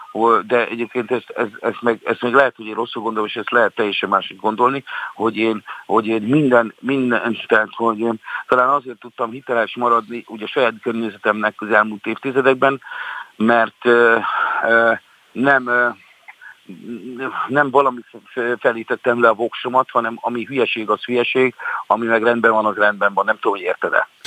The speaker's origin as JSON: {"language": "Hungarian", "country": "Hungary", "said": "szeretem azt, hogy én magyar vagyok, és szeretem őrizni a magyarságomat"}